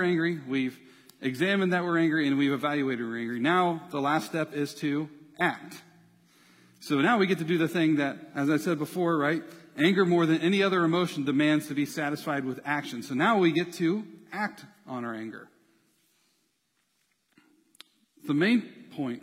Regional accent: United States; being in America, being an American

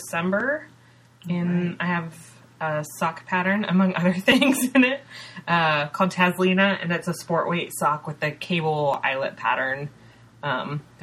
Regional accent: Ukiah, California, United States; Ukiah, which is my hometown in Northern California

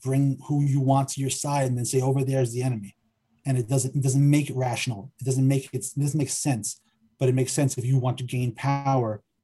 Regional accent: New York City, New York, United States; growing up in Forest Hills, Queens, when I was a little kid

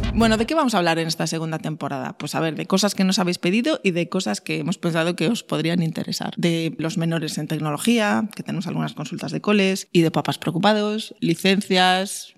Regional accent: Vigo, Galicia, Spain; yo soy de Vigo

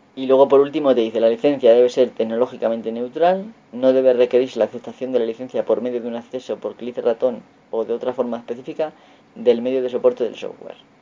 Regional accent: Castilla-La Mancha, Spain; accent: La Mancha centro; mi forma de hablar de la mancha centro

